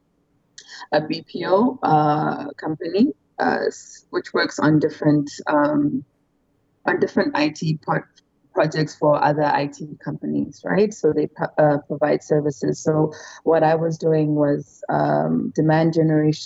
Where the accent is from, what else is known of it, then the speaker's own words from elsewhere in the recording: Zimbabwe; moved away as an adult; now in Malaysia; I'm from Zimbabwe. I've been living here in Malaysia for quite a while